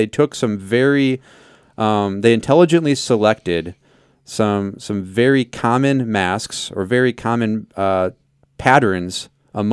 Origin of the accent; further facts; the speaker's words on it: South Dakota, United States; I'm from South Dakota. There's some legit llama farms